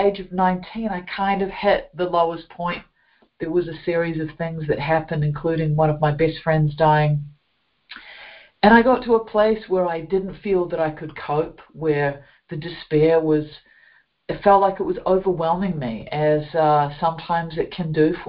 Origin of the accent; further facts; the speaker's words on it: New Zealand; as you can hear from my accent, I grew up in a beautiful country of New Zealand